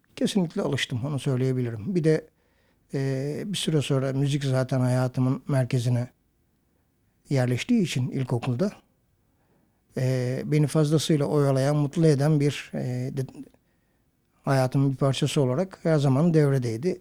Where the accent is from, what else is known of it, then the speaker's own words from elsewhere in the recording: Tire, İzmir, Turkey; Tire'de büyüdüğüm ev avlulu eski evlerden